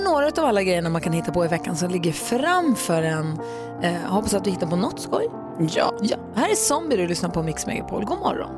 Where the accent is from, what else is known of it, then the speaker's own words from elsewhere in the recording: Luleå, Norrbotten County, Sweden; moved away; jag är uppvuxen i Luleå